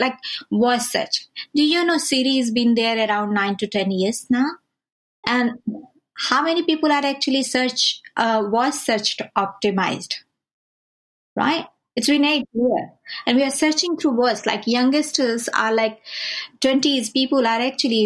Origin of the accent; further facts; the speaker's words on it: India; I'm from India